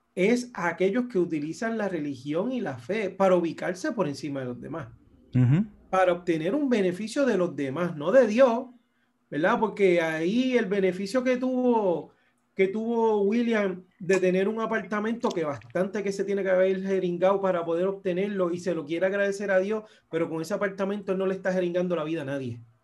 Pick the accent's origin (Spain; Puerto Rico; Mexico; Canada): Puerto Rico; yo soy puertorriqueño y tengo un pasaporte estadounidense